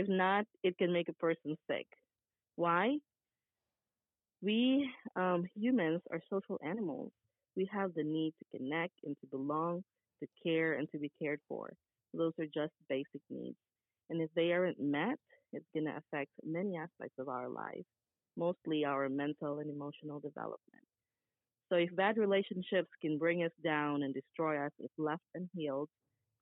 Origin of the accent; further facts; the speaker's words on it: Philippines; moved away as an adult; now in United States; I'm born and raised in the Philippines. I'm a pure Filipina, and I came to the United States in 2009